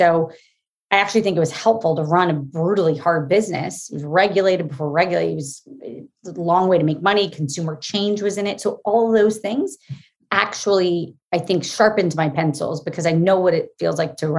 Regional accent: Florida, United States; moved away as an adult; also born or lived in Massachusetts / New York; I grew up in Florida

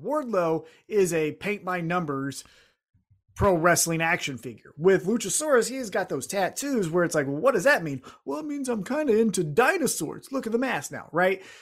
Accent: Independence, United States; I'm from Independence

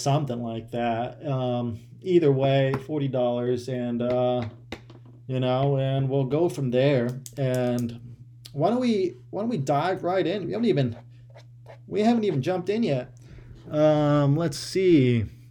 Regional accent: Ohio, United States; moved away; growing up in Ohio

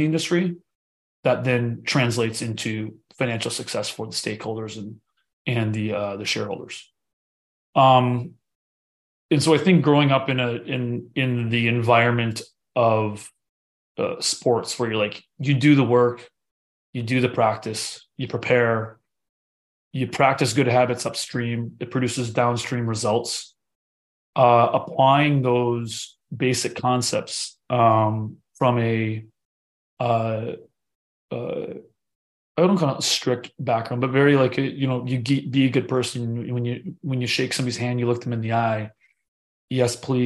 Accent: United States; I was born in the United States

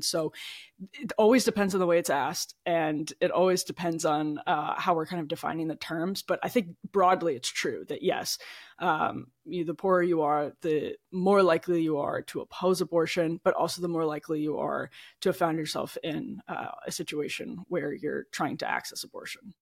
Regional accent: about forty minutes outside Milwaukee, Wisconsin, United States; moved away; I grew up in the Midwest in Wisconsin, uh, about forty minutes outside Milwaukee

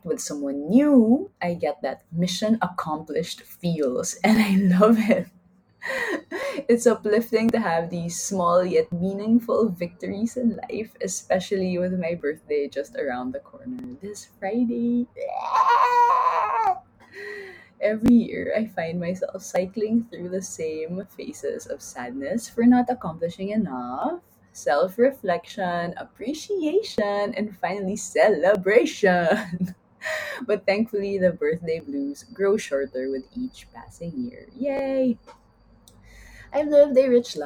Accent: Philippines; first language Taglish; now in Spain; we as Filipinos would preserve all the wonderfully rich languages of the Philippine Islands

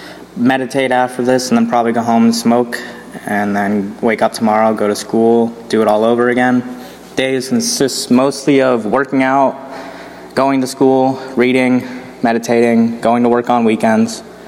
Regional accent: Ohio, United States; Hey Chris … I'm from Northeast Ohio, currently working out.

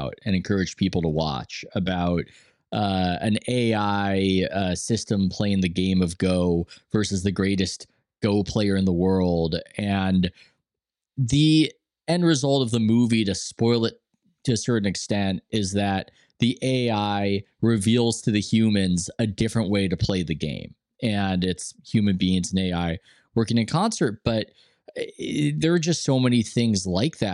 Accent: United States; the way I grew up as an American

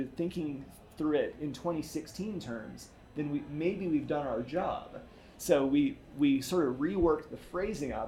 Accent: the South, United States; growing up as a Southerner with baby boomer parents who were Southerners

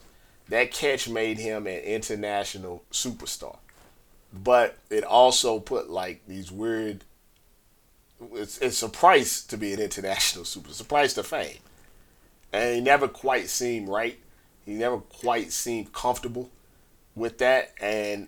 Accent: Missouri, United States; I'm from Missouri

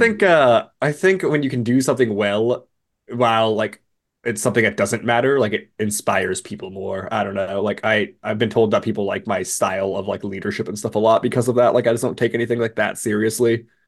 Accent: West Coast, United States; growing up on the West Coast

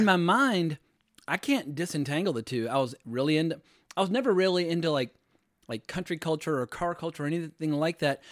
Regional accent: United States; moved away as an adult; also born or lived in North Carolina / Virginia / Los Angeles / New York; I grew up in North Carolina, Virginia

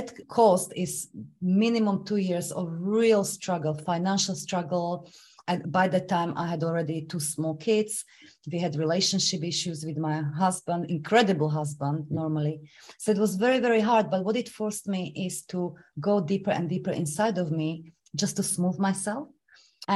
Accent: Slovakia; English is a second language; moved away as an adult; now in London, United Kingdom; I was supposed to start university in my home country, Slovakia

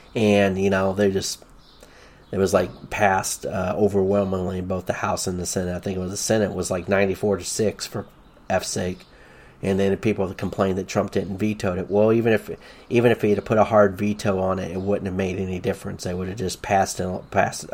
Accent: the South, United States; Growing up in the South in the late 1970s

